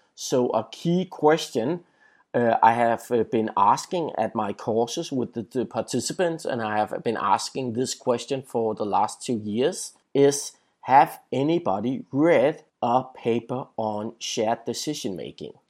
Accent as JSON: {"language": "English", "country": "Denmark", "said": "in my home country, Denmark"}